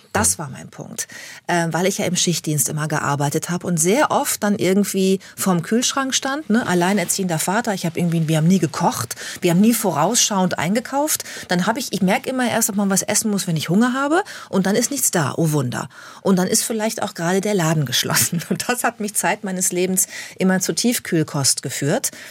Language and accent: German; Bad Lippspringe, North Rhine-Westphalia, Germany; moved away; also born or lived in Hamburg; Ich bin sehr ländlich aufgewachsen in Bad Lippspringe, das ist bei Paderborn, in Ostwestfalen am Teutoburger Wald.